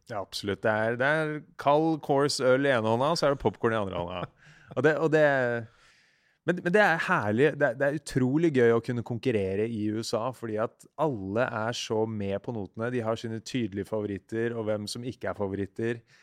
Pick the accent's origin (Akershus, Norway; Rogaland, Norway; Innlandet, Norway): Akershus, Norway; Siggerud; also born or lived in Ski; jeg vokste opp på Sigrud, som er eh, ja, 20-30 minutter øst for Oslo.